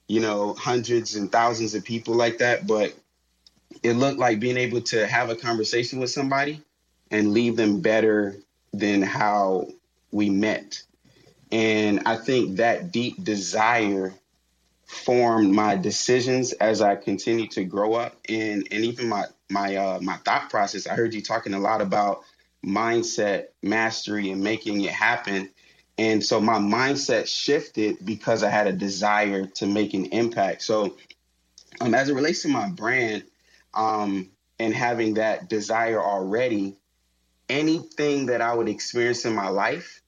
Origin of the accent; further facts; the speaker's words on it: Miami, Florida, United States; My hometown is Miami, Florida.